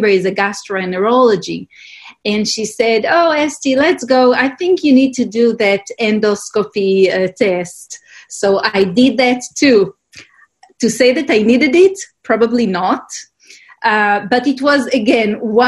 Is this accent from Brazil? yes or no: no; Israel; I grew up in Israel